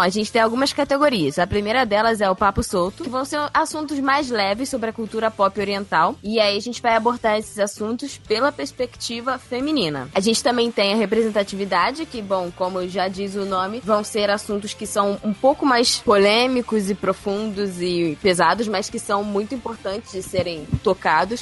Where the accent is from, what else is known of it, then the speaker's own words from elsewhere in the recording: São Paulo, Brazil; Eu sou de São Paulo, capital, tenho trinta e cinco anos